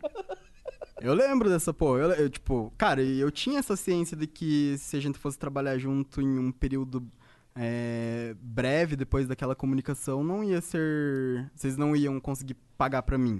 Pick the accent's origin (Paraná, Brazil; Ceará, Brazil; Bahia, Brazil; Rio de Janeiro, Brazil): Paraná, Brazil; Ponta Grossa; moved away; also born or lived in Curitiba; Na verdade, eu sou do Paraná, eu sou de Ponta Grossa